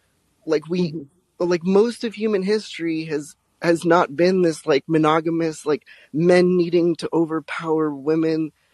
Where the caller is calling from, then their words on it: Salem, Oregon, United States; Oh, I'm in Salem, Oregon right now.